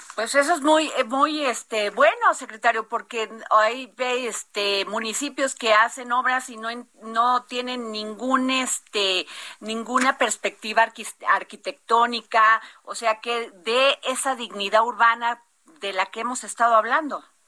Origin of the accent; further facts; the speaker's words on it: Veracruz, Mexico; mi tierra, Veracruz